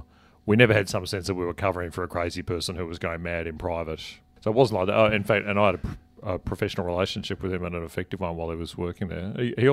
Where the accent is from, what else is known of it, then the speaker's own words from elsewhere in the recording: Canberra, Australian Capital Territory, Australia; and been active in the party in the ACT, where I grew up in Canberra.